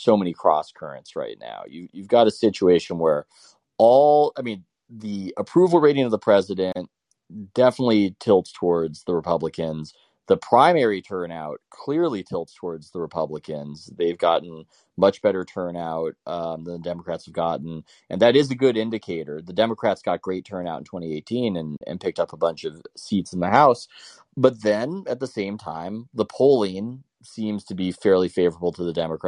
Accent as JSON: {"language": "English", "town": "Chicago", "region": "Illinois", "country": "United States", "said": "As a Chicagoan"}